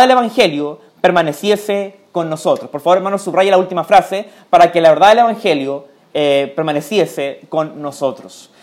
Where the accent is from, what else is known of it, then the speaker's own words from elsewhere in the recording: Chile; también soy chileno